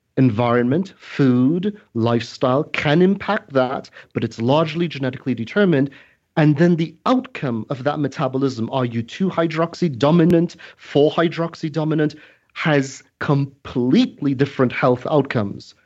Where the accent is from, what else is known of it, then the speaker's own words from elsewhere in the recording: Trinidad & Tobago; I'm originally from Trinidad